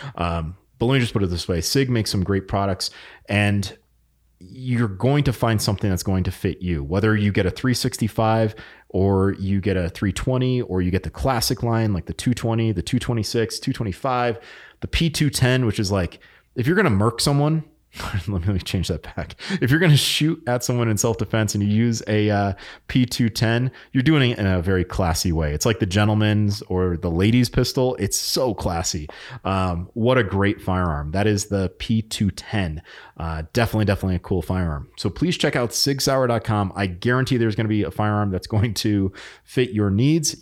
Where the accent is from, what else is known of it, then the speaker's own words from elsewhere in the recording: New England, United States; moved away; I'm from New England